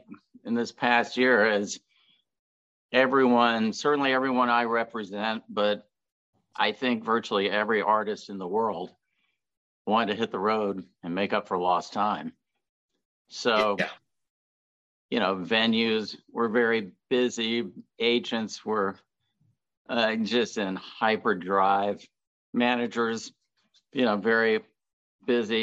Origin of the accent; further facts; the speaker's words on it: Connecticut, United States; also born or lived in Alabama; now in Atlanta, United States; I grew up in Connecticut as a kid, but my family was from Alabama